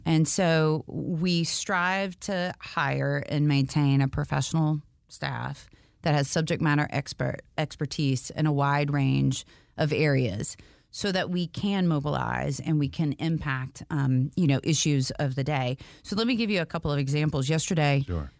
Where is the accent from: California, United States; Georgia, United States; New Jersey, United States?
Georgia, United States; Valdosta; also born or lived in Auburn, Alabama; now in Atlanta, United States; we moved to South Georgia to a city called Valdosta, Georgia